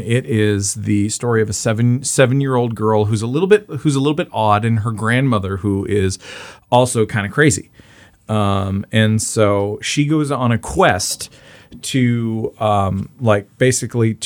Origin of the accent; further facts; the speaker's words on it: Canada; I'm just Canadian.